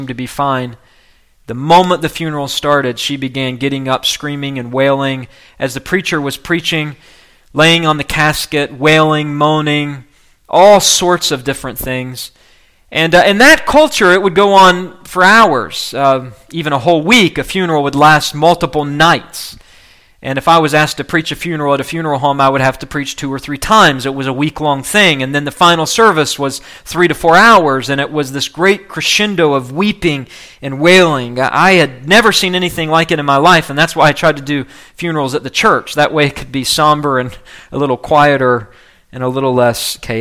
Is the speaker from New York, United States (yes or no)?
no; West Virginia, United States; also born or lived in Kentucky; my home state of West Virginia